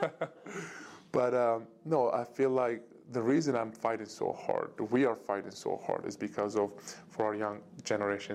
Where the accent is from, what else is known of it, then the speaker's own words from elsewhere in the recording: Turkey; moved away; my home country, Turkey